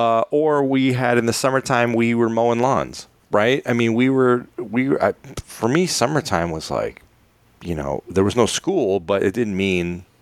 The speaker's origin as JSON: {"language": "English", "town": "Chicago", "region": "Illinois", "country": "United States", "tie": "born or raised there", "said": "I grew up in Chicago, and they had Chicago has wonderful bike trails."}